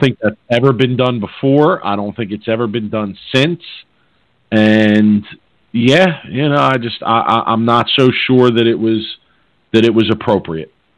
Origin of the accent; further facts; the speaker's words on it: Philadelphia, Pennsylvania, United States; I'm from Philly, and there's a Philadelphia term